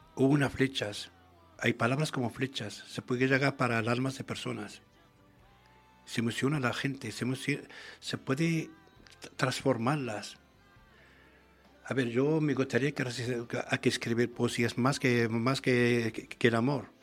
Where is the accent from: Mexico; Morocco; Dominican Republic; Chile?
Morocco; Tangier and Tetouan, Tanger-Tetouan-Al Hoceima; first language Arabic; Spanish is a second language; now in Spain; Tánger y Tituán, es una antiguamente es una corona española, y todavía hasta ahora tenemos una, hay algo palabras, hablamos muy diferente que la gente